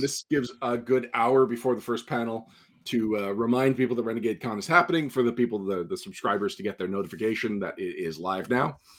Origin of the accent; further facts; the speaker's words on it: Montreal, Quebec, Canada; my hometown